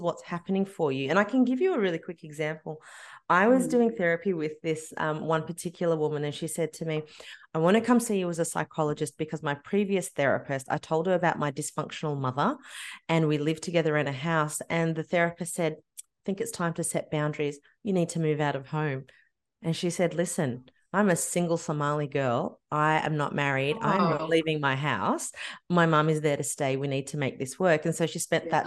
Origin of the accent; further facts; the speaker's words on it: Australia; I was born and raised in Australia